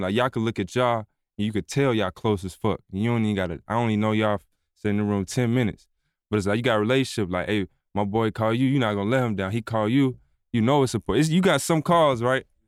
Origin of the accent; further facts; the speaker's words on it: Atlanta, Georgia, United States; I'm from Atlanta, like real Atlanta. So I grew up on …, …, …, …